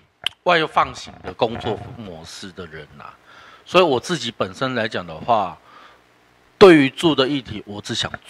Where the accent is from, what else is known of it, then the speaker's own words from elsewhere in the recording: Xibei, Tainan, Taiwan; 我本身我是西北人，